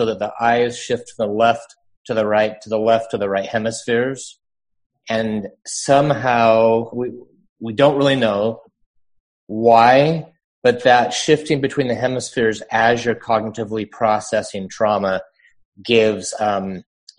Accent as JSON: {"language": "English", "region": "Utah", "country": "United States", "tie": "born or raised there", "said": "I grew up in Utah"}